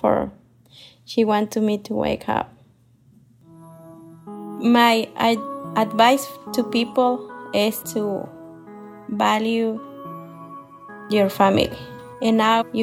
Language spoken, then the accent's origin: English; Michoacán, Mexico; English is a second language; now in Columbus, United States; I'm from Michoacán, Mexico. I'm living in Columbus, Ohio more than 20 years.